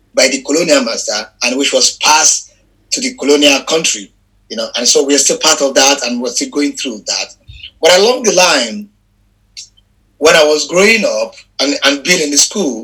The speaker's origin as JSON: {"language": "English", "region": "Lagos", "country": "Nigeria", "tie": "born or raised there", "second_language": "English", "said": "I am based in Lagos. I was born in Lagos in Ejigbo. Mm-hmm. I grew up there. I have all my life. I spent all my life there. My parents are actually from Ejigbo."}